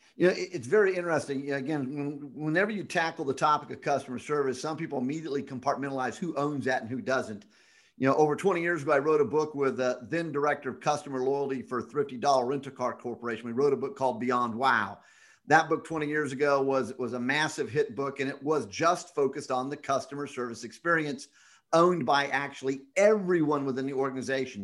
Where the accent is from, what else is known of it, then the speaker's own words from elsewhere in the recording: Scotland, United Kingdom; now in Las Vegas, United States; I'm Scottish